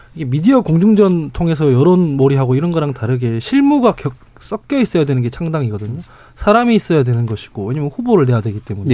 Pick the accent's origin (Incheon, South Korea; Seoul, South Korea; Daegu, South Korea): Daegu, South Korea; 제가 대구 출신인데